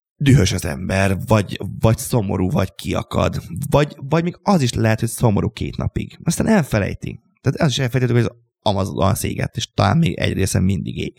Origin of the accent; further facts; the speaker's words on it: Hungary; a Papkeszi utcában, ahol én, én, felnőttem, egy szobakonyhában